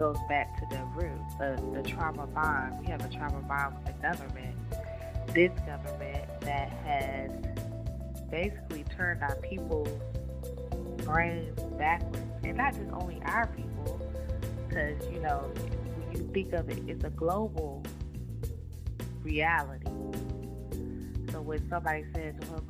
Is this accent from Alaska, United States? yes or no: no; Rocky Mount, North Carolina, United States; I'm from Edgecombe County, North Carolina